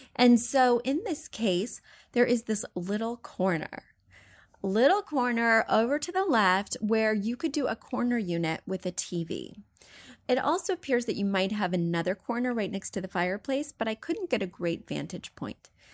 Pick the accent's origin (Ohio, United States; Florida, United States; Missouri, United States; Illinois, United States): Missouri, United States; moved away; I'm from Missouri. I grew up poor